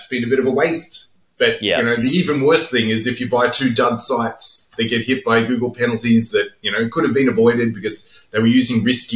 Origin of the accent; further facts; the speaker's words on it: Australia; I'm Australian